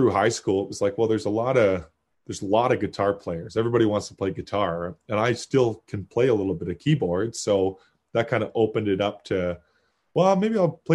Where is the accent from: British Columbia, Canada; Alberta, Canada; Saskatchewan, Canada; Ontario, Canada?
Ontario, Canada; Kitchener; I was born in Kitchener